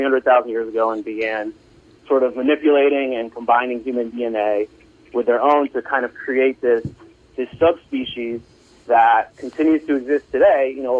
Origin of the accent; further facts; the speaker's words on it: New York, United States; Mostly, I'm from New York, I live in New York, I got COVID in April.